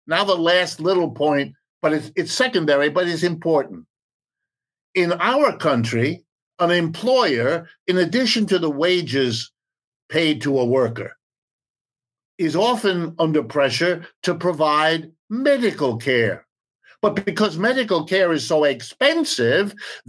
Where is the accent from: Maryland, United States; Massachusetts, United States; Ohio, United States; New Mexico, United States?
Ohio, United States; Youngstown; I'm an American, I was born in Youngstown, Ohio, it's as American as you can get, lived and worked here all my life